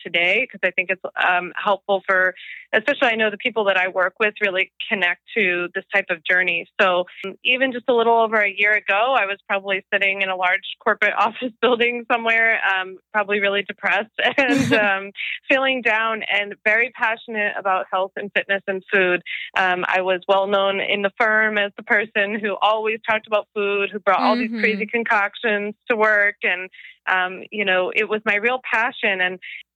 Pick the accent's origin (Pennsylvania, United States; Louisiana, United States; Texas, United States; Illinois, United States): Pennsylvania, United States; Philadelphia; in my hometown in Philly